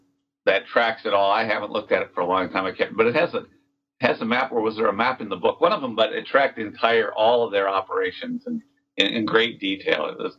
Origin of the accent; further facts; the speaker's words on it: Minnesota, United States; also born or lived in California; now in Wisconsin, United States; Grew up, born and raised in Minnesota, moved to California for a decade and a half, and then ended up in Wisconsin.